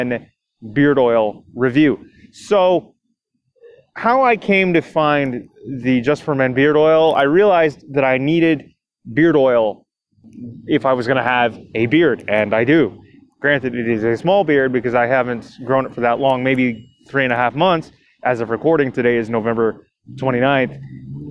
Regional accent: Toronto, Ontario, Canada; this show is produced out of my hometown of Toronto, Ontario, Canada

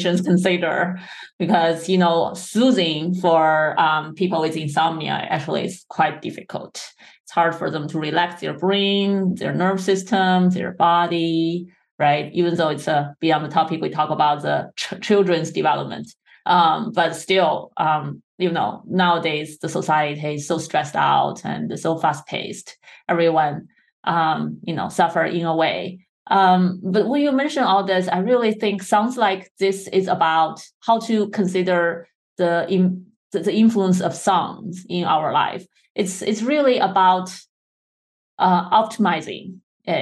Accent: China; English is a second language; moved away; when I was a child, I grew up in China. And of course, we tried to learn English

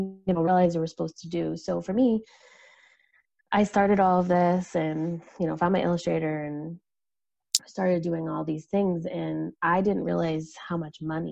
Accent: United States; I'm from the States

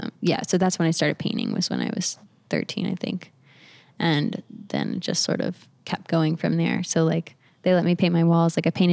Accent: the South, United States; So I mean, I grew up around the South. My family, my parents live in Alabama now.

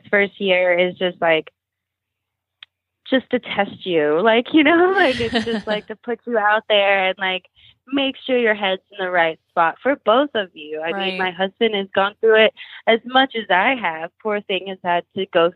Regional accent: Kentucky, United States; moved away as an adult; also born or lived in Nashville; We're both from Kentucky. We moved back home once we had Otis

